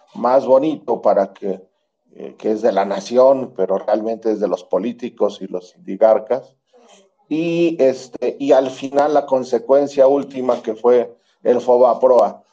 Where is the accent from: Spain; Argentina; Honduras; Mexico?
Mexico; nosotros los mexicanos